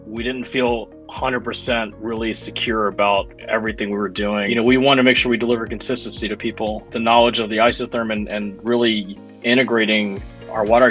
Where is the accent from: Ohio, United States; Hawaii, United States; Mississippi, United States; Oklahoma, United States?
Mississippi, United States; And I'm actually born and raised in Mississippi. And I know I certainly sound like it.